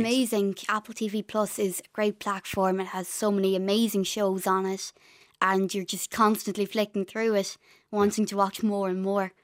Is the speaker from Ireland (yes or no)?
yes; Ireland; accent: Irish; also born or lived in London; I had an Irish accent